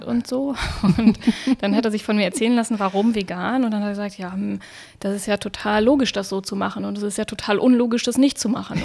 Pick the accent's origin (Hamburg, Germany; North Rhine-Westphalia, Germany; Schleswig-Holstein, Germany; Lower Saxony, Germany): Lower Saxony, Germany; Wolfsburg; moved away as an adult; now in Berlin, Germany; in meiner Heimatstadt in Wolfsburg